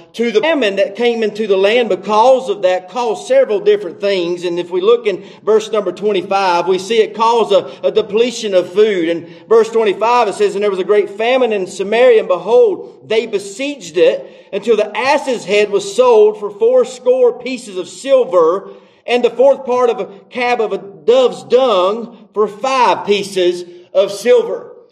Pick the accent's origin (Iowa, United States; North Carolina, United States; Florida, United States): North Carolina, United States; I grew up in North Carolina and I didn't grow up in church.